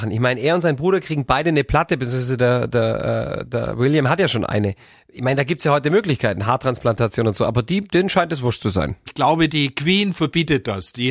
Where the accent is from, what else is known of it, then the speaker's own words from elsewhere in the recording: Germany; Ich bin am Bodensee aufgewachsen, da bin ich glücklich, der König vom Bodensee.